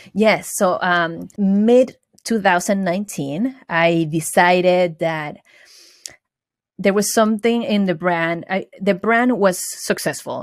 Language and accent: English; Venezuela; English is a second language; moved away as an adult; also born or lived in Valencia, Venezuela / upstate New York; now in United States; I was born and raised in Venezuela. I went to high school in Venezuela, and I moved here f, into upstate New York for college